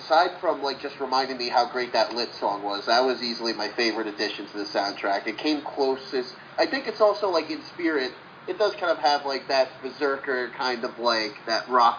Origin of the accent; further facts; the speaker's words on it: New Jersey, United States; This one, I'm from New Jersey.